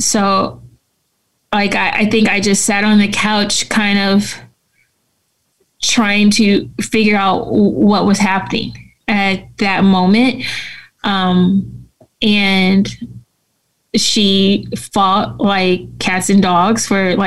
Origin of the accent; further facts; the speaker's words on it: San Francisco, California, United States; I grew up in San Francisco